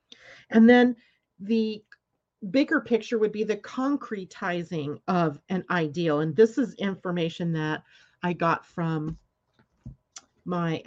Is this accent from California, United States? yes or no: yes; California, United States; I grew up in California